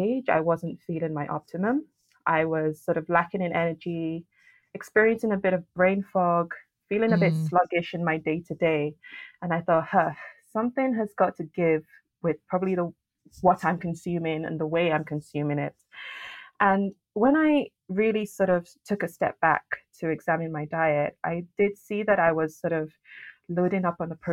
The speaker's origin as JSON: {"language": "English", "region": "Lagos", "country": "Nigeria", "tie": "born or raised there", "also_born_or_lived": "France", "moved": "yes", "lives_now": "United Kingdom", "said": "I was actually born and raised in Nigeria, in Lagos City."}